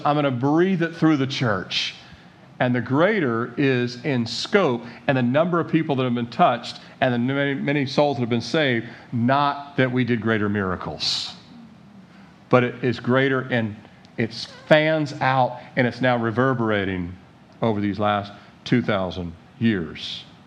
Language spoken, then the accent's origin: English; Annapolis, Maryland, United States; born in Annapolis, Maryland, 1969, into this country